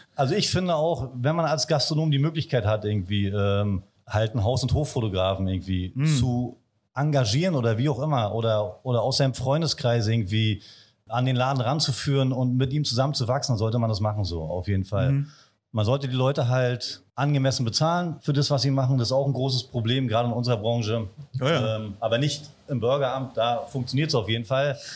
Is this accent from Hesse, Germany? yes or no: no; Wolgast, Mecklenburg-Vorpommern, Germany; ich bin gebürtiger Wolgast, also ein Küstenjunge.